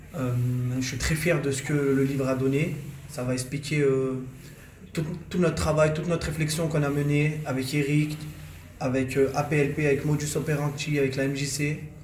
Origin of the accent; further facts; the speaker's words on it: Échirolles, Auvergne-Rhône-Alpes, France; Je suis un échirolois j'ai grandi à Échirol.